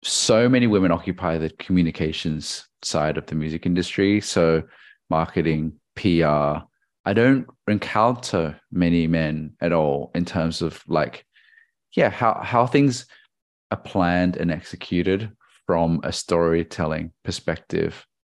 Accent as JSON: {"language": "English", "country": "Australia", "said": "I'm a Chinese Australian"}